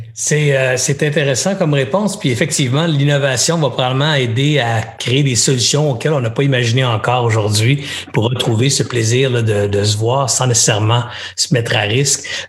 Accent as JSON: {"language": "French", "town": "Longueuil", "region": "Quebec", "country": "Canada", "tie": "born or raised there", "said": "j'ai grandi à Longueuil"}